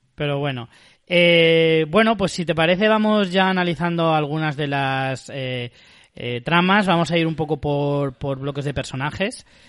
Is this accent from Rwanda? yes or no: no; Spain; nosotros en España